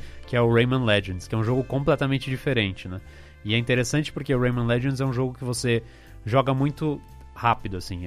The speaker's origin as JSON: {"language": "Portuguese", "region": "São Paulo", "country": "Brazil", "tie": "born or raised there", "said": "tinha uma lá no meu bairro, aqui em São Paulo"}